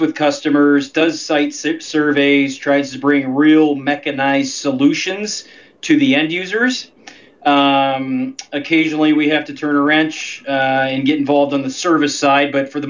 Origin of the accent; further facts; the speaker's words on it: Ohio, United States; moved away; I'm originally from Ohio